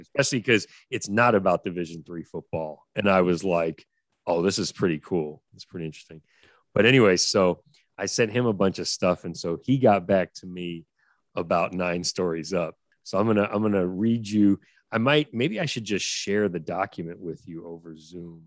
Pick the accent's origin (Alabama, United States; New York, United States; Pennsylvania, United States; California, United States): New York, United States; New York City; I grew up on the Upper West Side